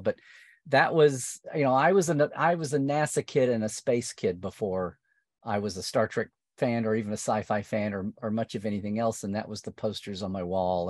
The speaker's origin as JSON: {"language": "English", "area": "near Norman", "region": "central Oklahoma", "country": "United States", "tie": "born or raised there", "said": "I was growing up in Okla, not rural Oklahoma, but like suburban adjacent central Oklahoma to Norman"}